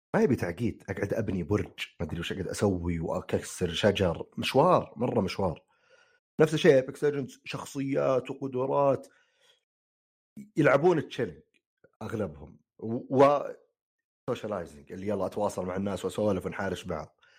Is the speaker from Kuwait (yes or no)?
no; Saudi Arabia; عندنا في السعوديه